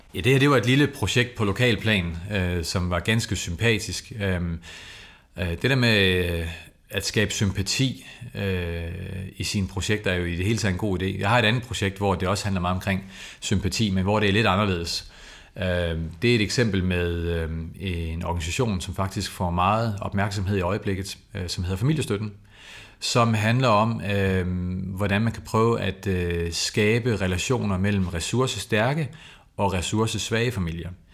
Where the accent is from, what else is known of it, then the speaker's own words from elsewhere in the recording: Copenhagen, Capital Region of Denmark, Denmark; jeg kommer selv fra Valby.